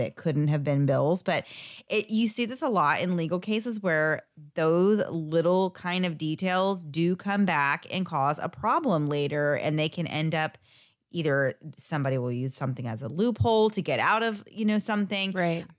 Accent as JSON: {"language": "English", "region": "Florida", "country": "United States", "said": "we are from Florida"}